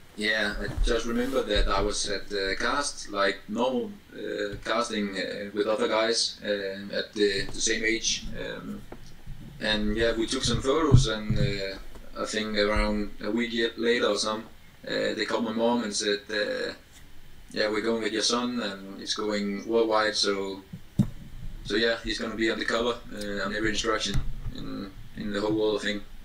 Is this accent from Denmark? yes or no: yes; Denmark; I'm from Denmark. Obviously, um, I live in Aarhus